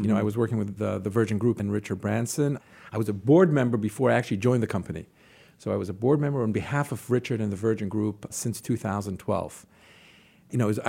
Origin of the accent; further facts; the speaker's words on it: Jerusalem, Jerusalem District, Israel; moved away as an adult; also born or lived in New York City; I grew up in Jerusalem, in Israel.